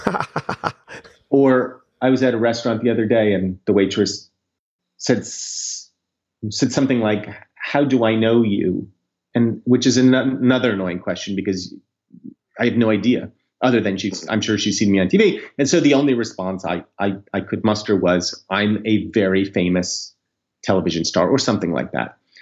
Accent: United States; as an American, but also as a Jew

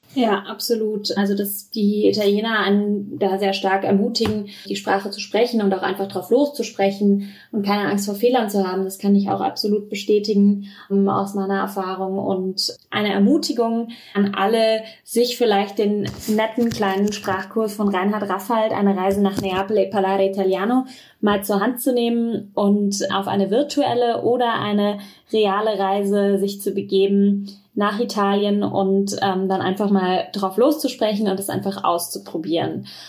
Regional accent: Germany; bei uns in Deutschland

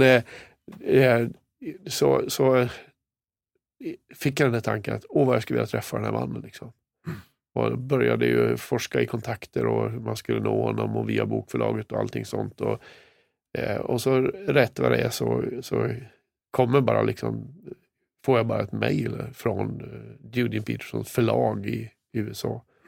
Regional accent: Kramfors, Västernorrland County, Sweden; moved away; Där är jag född och uppvuxen. I staden Kramfors.

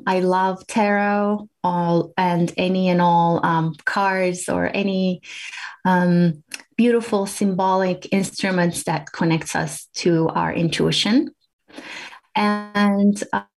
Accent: Turkey; moved away as an adult; also born or lived in Washington, D.C., United States; now in New Hampshire, United States; I grew up in Turkey, and I came to the U.S., to Washington, D.C. area

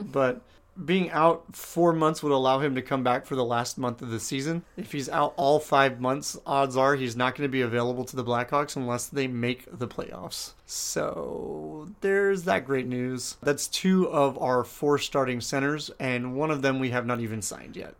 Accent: California, United States; as a Californian

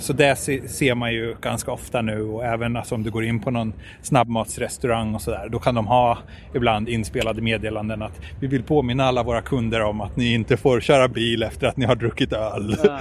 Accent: Malmö, Skåne, Sweden; moved away as an adult; now in Tokyo, Japan; jag är ju ganska lokalpatriotisk. Jag kommer ju från Malmö

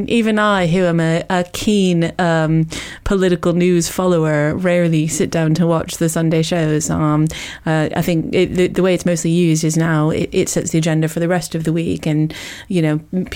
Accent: United States; now in United Kingdom; originally I'm American

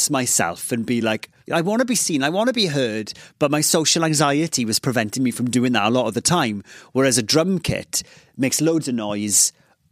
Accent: Ammanford, Wales, United Kingdom; first language Welsh; English is a second language; I grew up in Ammanford, this place in southwest Wales

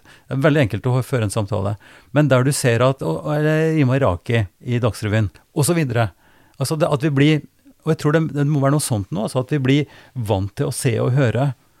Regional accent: Trøndelag, Norway; jeg kommer fra Trøndelag

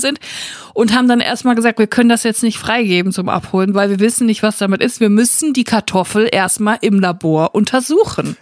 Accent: Netphen, North Rhine-Westphalia, Germany; Ich bin ja im Siegerland aufgewachsen, ich bin in Netfen zur Schule gegangen

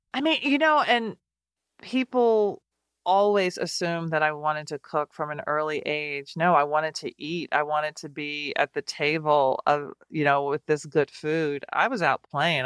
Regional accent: Nashville, Tennessee, United States; born or raised there; moved away as an adult; now in Washington, D.C., United States

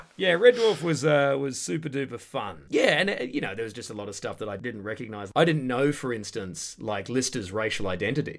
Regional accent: Perth, Western Australia, Australia; moved away as an adult; now in United Kingdom; I'm from the suburbs of Perth, Western Australia, from back in the nineties

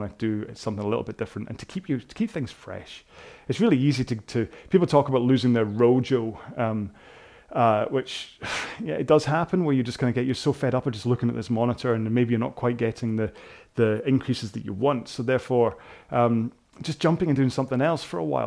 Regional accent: Scotland, United Kingdom; I suddenly went very Scottish then.

